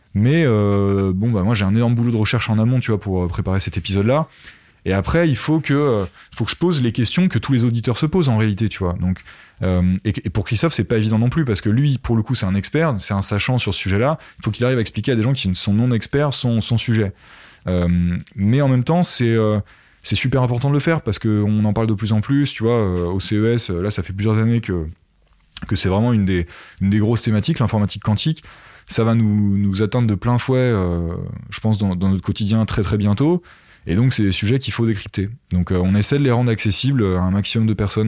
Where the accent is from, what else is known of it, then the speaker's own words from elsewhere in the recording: Essonne, Île-de-France, France; also born or lived in Paris; je suis né dans, dans l'Essonne, voilà, une petite, petit département au sud de Paris, euh, à la campagne